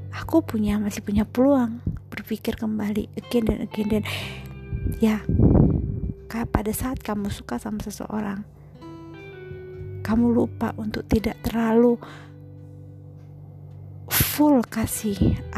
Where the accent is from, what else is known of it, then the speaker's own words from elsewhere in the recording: Medan, North Sumatra, Indonesia; accent: Medan; Aku asli Sumatera Utara. Orang bilang sih Medan. Uh, kalau sering dengar aku ngomong, mungkin juga lama-lama, lama kelamaan ya, logat Medannya pasti kelihatan lah.